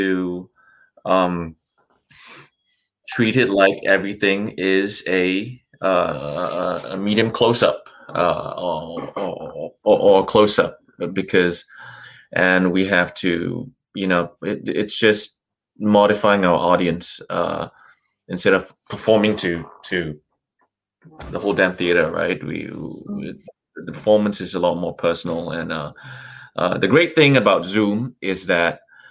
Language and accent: English; Singapore; moved away as an adult; also born or lived in Hong Kong / China; now in Los Angeles, United States; I'm a Singapore born and bred, pure Singapore boy